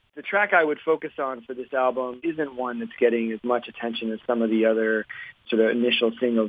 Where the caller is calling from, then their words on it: Washington, District of Columbia, United States; I'm calling from Washington, D.C.